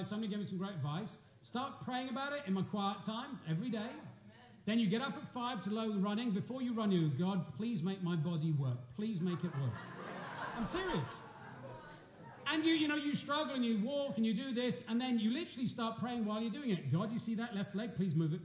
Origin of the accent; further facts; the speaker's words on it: England, United Kingdom; moved away; Us Poms